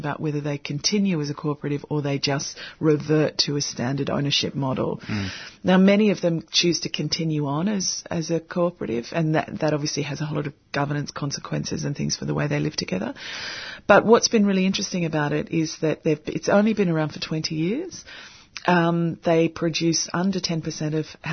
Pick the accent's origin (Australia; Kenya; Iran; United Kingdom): Australia; Sydney, New South Wales; moved away; I'm originally from Sydney, and we have a very specific cabbage palm in the neighbourhood that my family live in.